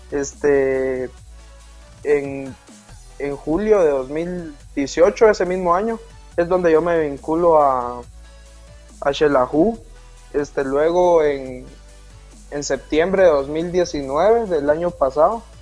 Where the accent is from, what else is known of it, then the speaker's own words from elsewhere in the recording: Jalapa, Guatemala; Estoy de Jalapa.